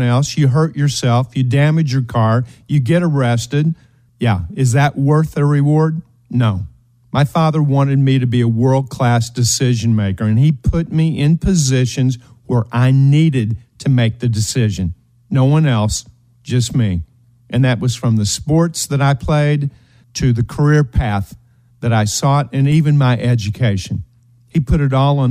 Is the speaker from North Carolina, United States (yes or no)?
no; eastern Kentucky, United States; We were raised in Appalachia, the hills of Kentucky, eastern Kentucky